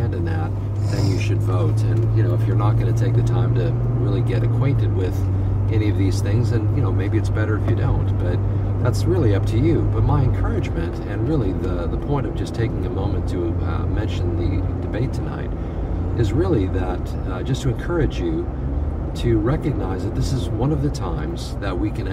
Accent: United States; here as American believers

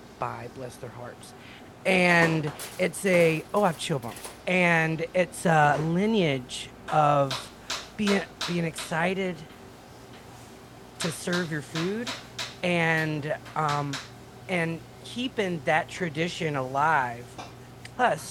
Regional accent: Mississippi, United States; I'm from Mississippi.

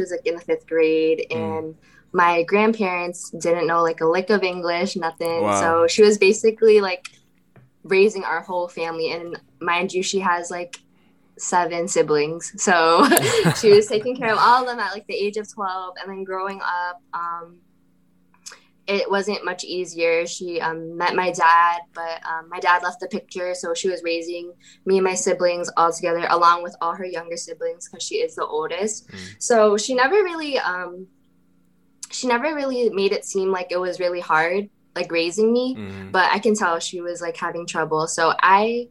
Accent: Lowell, Massachusetts, United States; also born or lived in Lawrence, Massachusetts; I was born in Lawrence, Massachusetts, and moved to Lowell, Massachusetts around when I was 5 and been here since

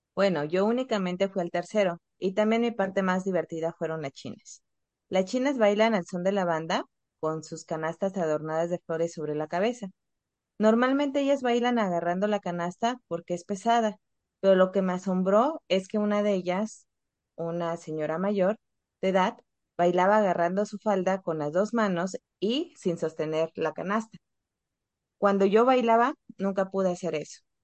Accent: Oaxaca, Mexico

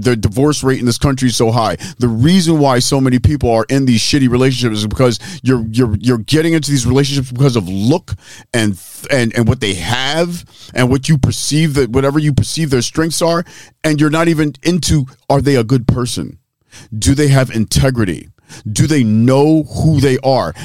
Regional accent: Philadelphia, Pennsylvania, United States; I'm from West Philly

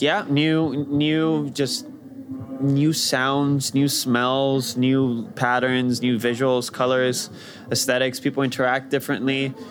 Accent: Rio de Janeiro, Brazil; moved away; I grew up in Brazil in Rio de Janeiro

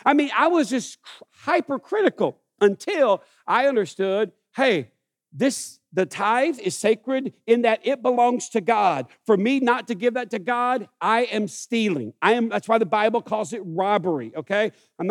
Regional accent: United States; I grew up in this town

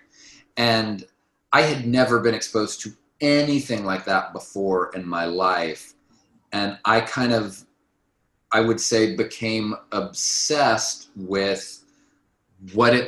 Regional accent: St. Joseph, Missouri, United States; moved away as an adult; also born or lived in Chicago; now in New York, United States; I was born and raised in St. Joe.

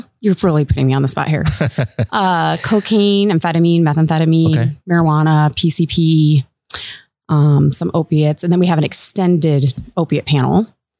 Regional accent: O'Neill, Nebraska, United States; now in South Dakota, United States; But I grew up in Nebraska.

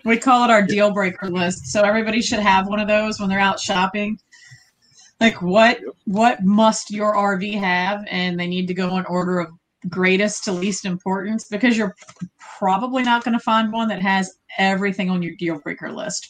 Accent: Virginia, United States; we're from Virginia.

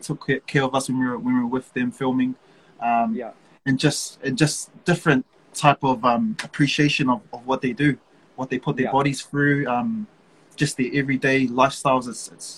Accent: Auckland, New Zealand; I was born and bred in Manurewa

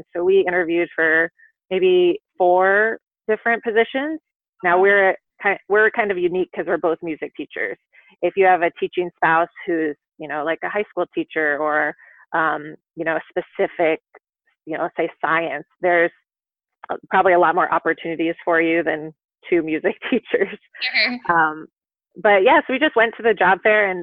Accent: Iowa, United States; moved away; I'm from Iowa. I don't know if you want to know where I'm from, but I'm from Iowa

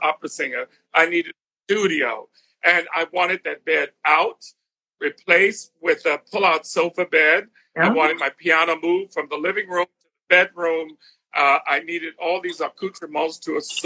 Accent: South Carolina, United States; moved away as an adult; also born or lived in Philadelphia / New York; Having grown up in South Carolina

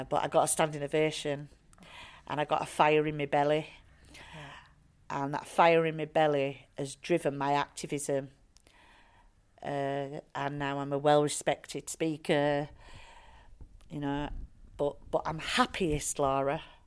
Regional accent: Bradford, Yorkshire and the Humber, United Kingdom; I am a white working class woman from Bradford, very proud of my working class roots.

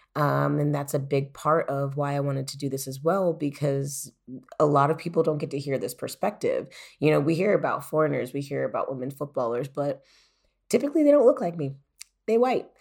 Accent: United States; moved away as an adult; now in Germany; I, as an American

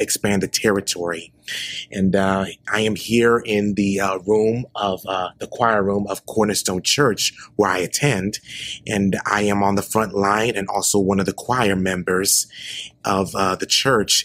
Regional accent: Memphis, Tennessee, United States; moved away as an adult; now in Nashville, United States; I am originally from Memphis, Tennessee, and uh, recently moved to Nashville

